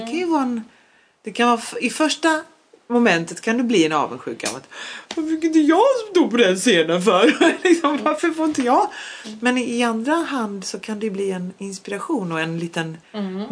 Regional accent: Skåne, Sweden; first language Polish; Swedish is a second language; also born or lived in Poland; jag är ju född och uppvuxen i Sverige

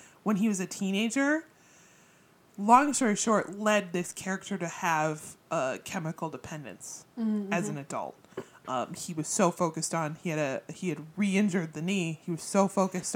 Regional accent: United States; we focus a lot on American culture because we are American

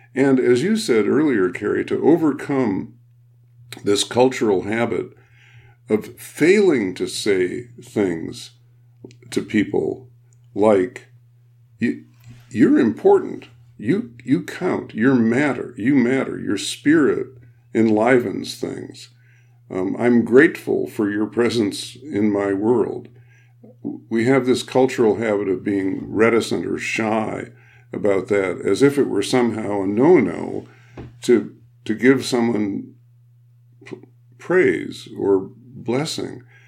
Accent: Midwest, United States; I'm a Midwesterner

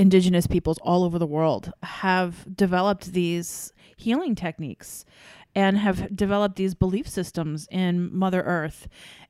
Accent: New York, United States; I wasn't born and raised in New York

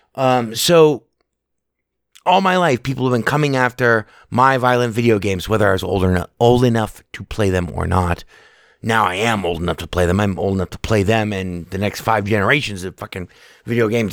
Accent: United States; as an American

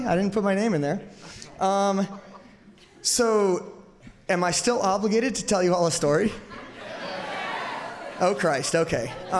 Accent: Boise, Idaho, United States; I grew up in Boise, Idaho

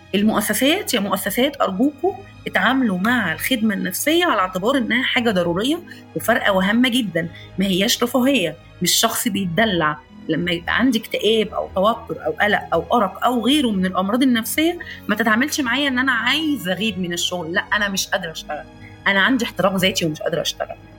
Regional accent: Egypt; عندنا في مصر

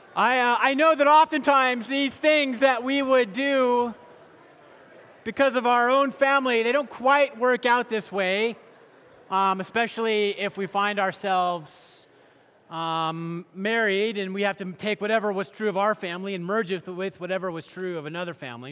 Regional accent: hometown where Costco started, Washington, United States; Costco started in my hometown

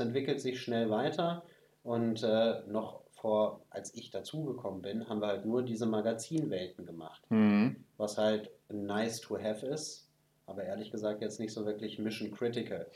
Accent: Germany; bei uns in Deutschland

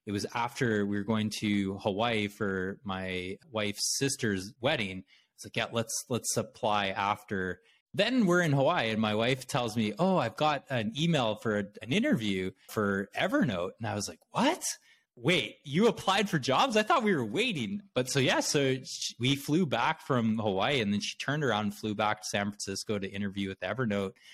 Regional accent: Brandon, Manitoba, Canada; now in United States; I grew up in Canada in a small city in Manitoba called Brandon

